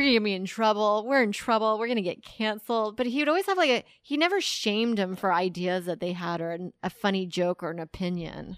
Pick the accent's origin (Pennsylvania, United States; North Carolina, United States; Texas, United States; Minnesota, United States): Texas, United States; I grew up in Tex-, in the suburb of Texas